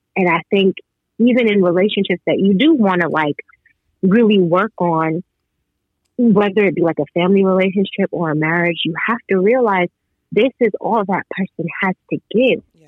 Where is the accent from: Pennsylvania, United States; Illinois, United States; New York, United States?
New York, United States; I'm from New York